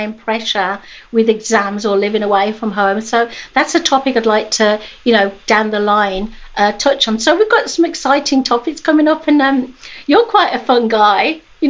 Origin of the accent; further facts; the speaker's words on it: England, United Kingdom; moved away; at high school in England, because obviously I was born in England